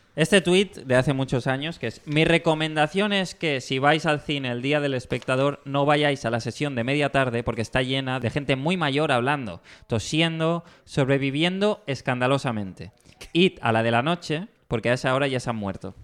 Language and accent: Spanish; Mallorca, Balearic Islands, Spain; soy de Mallorca